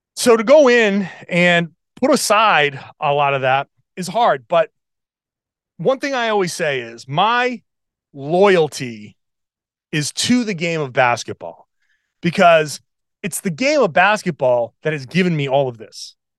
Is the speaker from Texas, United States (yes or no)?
no; Pawtucket, Rhode Island, United States; I grew up in Pawtucket, Rhode Island